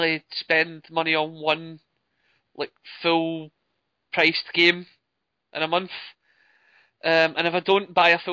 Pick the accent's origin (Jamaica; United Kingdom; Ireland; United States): United Kingdom; Scotland